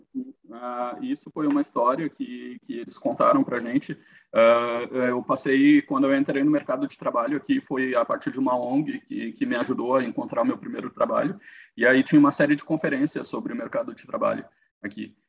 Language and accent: Portuguese; Brazil; moved away as an adult; now in Canada; como brasileiro